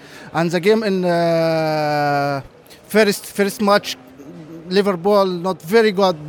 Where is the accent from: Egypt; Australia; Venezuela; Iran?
Egypt; English is a second language; I came from Egypt.